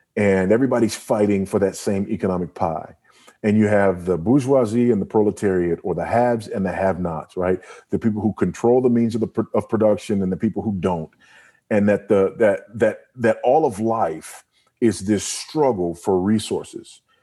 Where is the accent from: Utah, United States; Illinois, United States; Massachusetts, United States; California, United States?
California, United States; Los Angeles; also born or lived in Houston; now in Lusaka, Zambia; I was born in, in Los Angeles and, you know, drug infested, gang infested South Central L A, born to a single